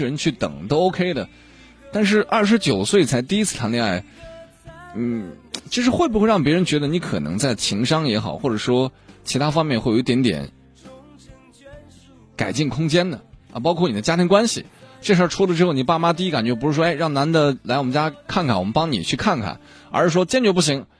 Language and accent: Chinese; Northwest China, China; now in Hunan, China; 我还是一男的呢，啊，我从大西北来到了湖南，我父母从来没管过